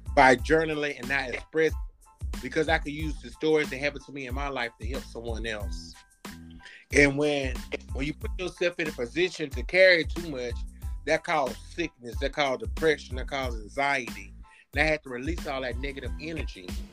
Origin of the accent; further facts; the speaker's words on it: Alabama, United States; now in Montgomery, United States; I grew up in Bayman, Alabama